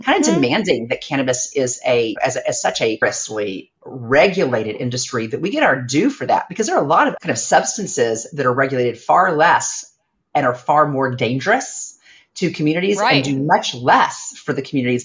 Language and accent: English; Ardmore, Oklahoma, United States; moved away; I'm from Ardmore, Oklahoma